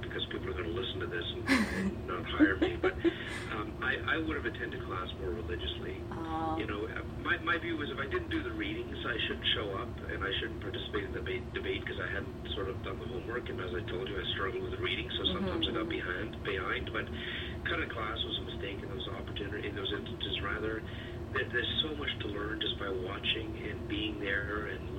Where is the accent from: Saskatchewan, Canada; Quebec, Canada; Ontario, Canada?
Ontario, Canada; Sault Ste. Marie; also born or lived in Swansea, Wales; now in Toronto, Canada; I was born in Swansea, Wales. My father was a metallurgical engineer, and he moved the family to northern Ontario, so I grew up in the Sioux.